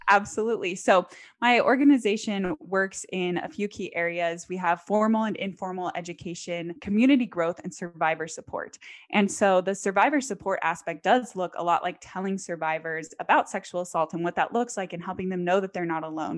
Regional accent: American South, United States; also born or lived in Texas / Tennessee / Louisiana; I grew up primarily in the American South. So Texas, Tennessee, Louisiana, that's where I call home

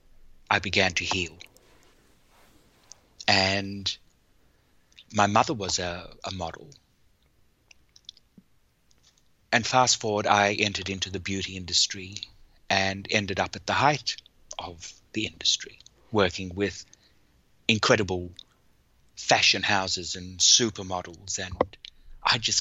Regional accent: South Africa; I was born in South Africa at the height of the apartheid system.

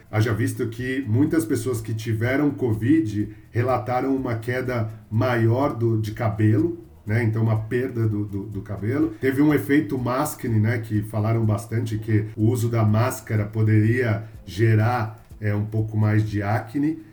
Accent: São Paulo, Brazil; eu sou de São Paulo, meus pais são de Minas, mas eu nasci aqui em São Paulo, paulistano, e sempre vivi aqui também

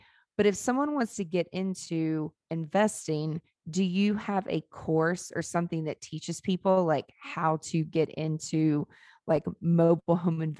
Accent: Nashville, Tennessee, United States; I'm from here. Like I grew up in Nashville. Like this was the slums.

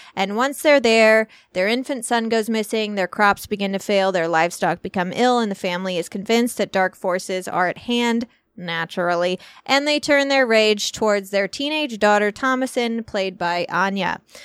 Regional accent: Illinois, United States; I am from Illinois

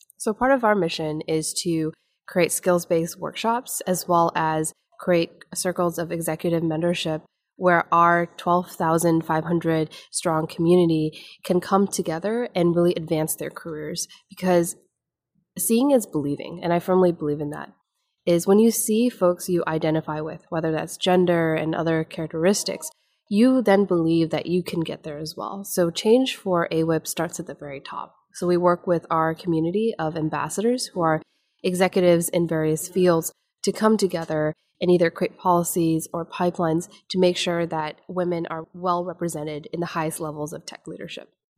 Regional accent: Menomonie, Wisconsin, United States; moved away; grew up in small town in upper northwestern Wisconsin

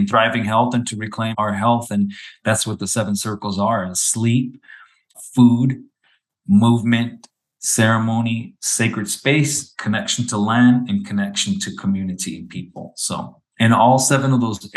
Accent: near Scottsdale/Phoenix, Arizona, United States; I was born and raised on the Salt River Pima Maricopa community. It's a reservation right outside of what is now known as Scottsdale, Phoenix area

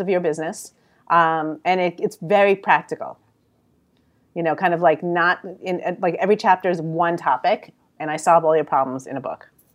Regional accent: New York City, New York, United States; accent: New York; now in Philadelphia, United States; I'm really from New York.

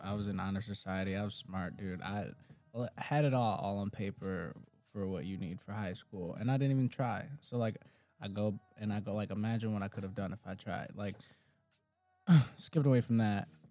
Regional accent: Detroit, Michigan, United States; I'm, I'm from Detroit

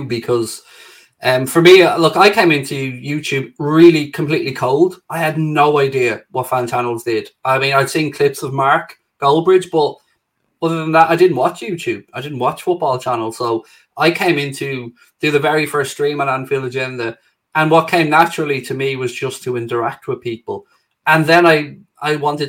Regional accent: Ireland; being Irish

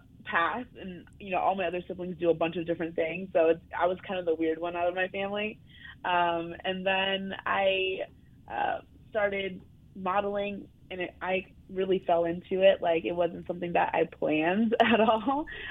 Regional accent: Brooklyn, New York, United States; Well, I'm from Brooklyn, reside in Brooklyn.

